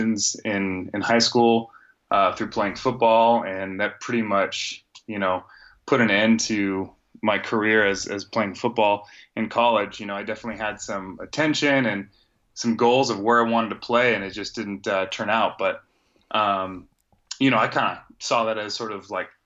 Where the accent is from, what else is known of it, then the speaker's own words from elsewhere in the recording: Northern California, United States; moved away as an adult; now in Arizona, United States; born and raised in Northern California